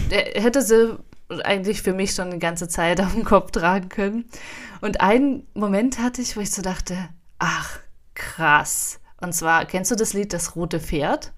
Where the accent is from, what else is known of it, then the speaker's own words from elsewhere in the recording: Potsdam, Brandenburg, Germany; ich komme ja auch aus Potsdam